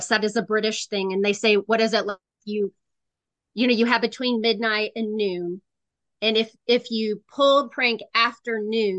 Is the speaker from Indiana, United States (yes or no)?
yes; Indiana, United States